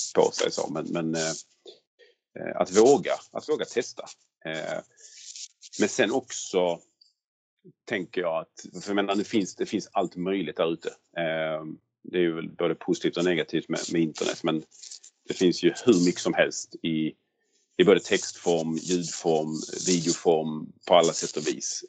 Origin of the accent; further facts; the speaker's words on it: Skåne, Sweden; accent: Scanian (skånska); jag inte kan härma med min skånska